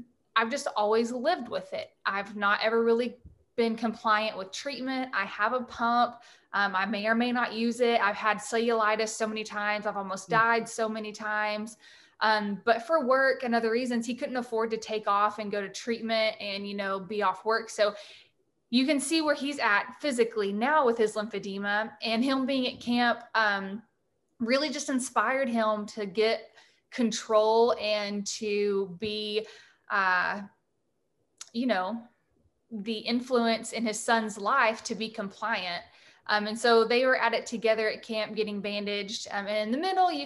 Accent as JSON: {"language": "English", "region": "the South", "country": "United States", "said": "I'm from the South and I talk fast"}